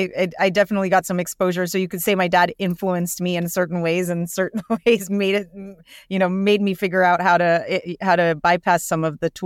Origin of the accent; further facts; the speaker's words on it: California, United States; Yeah, so I was born and raised in the Bay Area by immigrant parents.